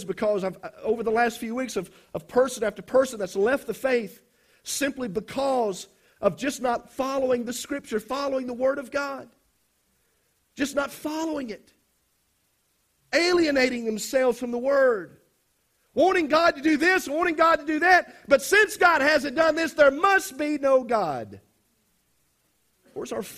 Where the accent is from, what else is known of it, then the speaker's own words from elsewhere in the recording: South Mississippi, United States; I come from South Mississippi